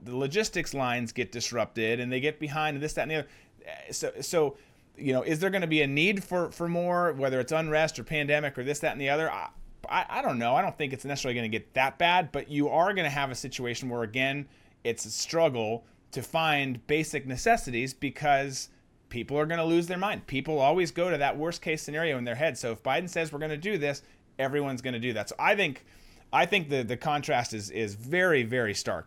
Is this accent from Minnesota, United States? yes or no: yes; Minnesota, United States; I'm from Minnesota